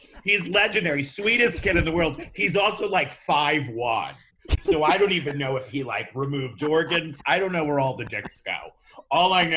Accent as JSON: {"language": "English", "area": "the Catskills", "region": "New York", "country": "United States", "tie": "born or raised there", "moved": "yes", "said": "I was raised in the Catskills"}